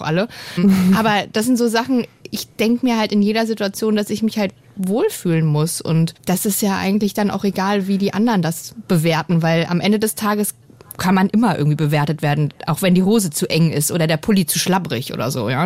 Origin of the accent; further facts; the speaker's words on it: East Germany, Germany; Ich bin im Osten geboren